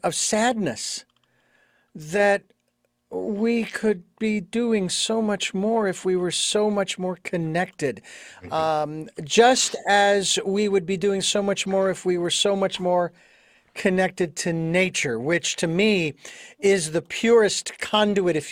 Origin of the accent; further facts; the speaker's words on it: Phoenix, Arizona, United States; moved away; Phoenix, Arizona, my hometown